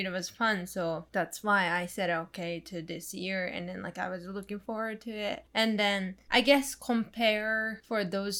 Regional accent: Tokyo, Japan; English is a second language; moved away as an adult; now in Los Angeles, United States; I was born there and then I was living around that area.

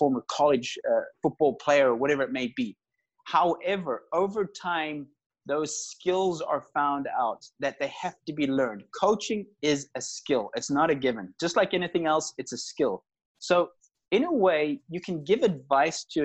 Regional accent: South Africa; also born or lived in Northern Ireland; I was born in Northern Ireland. I was actually born in the same hospital as Rory McIlroy, the golfer. Then immigrated to South Africa. So that's probably where you hear the accent from when I was 6 years old. I was educated in South Africa

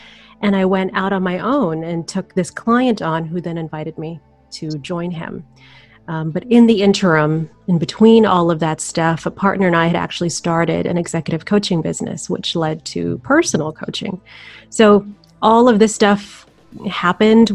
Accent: Manila, Metro Manila, Philippines; now in Windsor, Canada; I'm originally from Manila, Philippines, and we moved to Windsor, Ontario many, many moons ago

